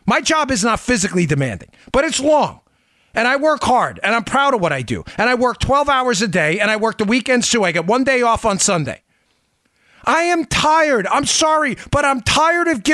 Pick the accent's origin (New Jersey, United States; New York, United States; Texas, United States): New York, United States; Smithtown; also born or lived in Queens, New York; I was born in Smithtown. My parents got divorced. I moved above a bar at 64th Place in Myrtle Avenue in a cockroach infested apartment